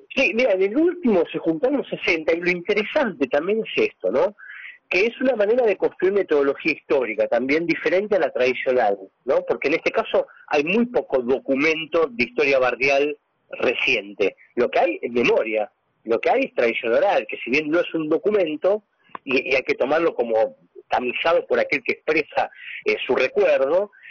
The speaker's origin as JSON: {"language": "Spanish", "region": "Buenos Aires", "country": "Argentina", "tie": "born or raised there", "said": "Soy nacido y criado en San Cristóbal"}